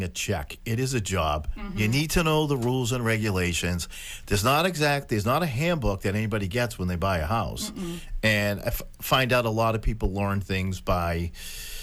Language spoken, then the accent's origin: English; Boston, Massachusetts, United States; accent: Dorchester; I'm a Dorchester guy with my accent here